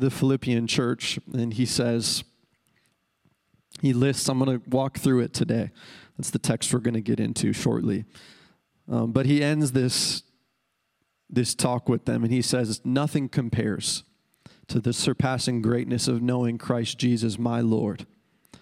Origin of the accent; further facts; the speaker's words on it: Minot, North Dakota, United States; I'm from Central North Dakota, Minot, North Dakota.